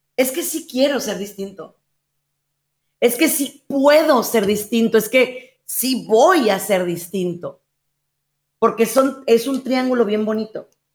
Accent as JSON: {"language": "Spanish", "country": "Mexico", "said": "en mi país, en México"}